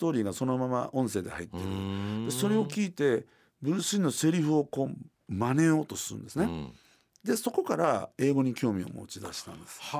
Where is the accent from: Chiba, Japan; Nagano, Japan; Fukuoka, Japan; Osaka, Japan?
Osaka, Japan; also born or lived in Sakai / Kanazawa / Nagoya / Konan; 堺で生まれて3歳で金沢5歳で名古屋で愛知県の江南市でもう一回変わって小学校入学して2年生の時に静岡の沼津4